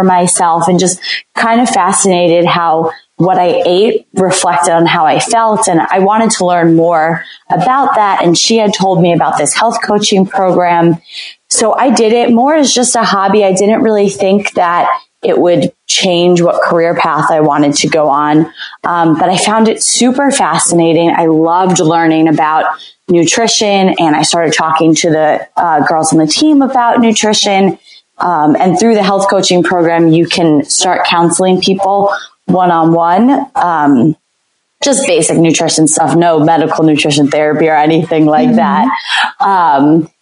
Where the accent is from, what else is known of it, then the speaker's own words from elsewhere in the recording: New Jersey, United States; moved away as an adult; also born or lived in the South; I'm originally from New Jersey.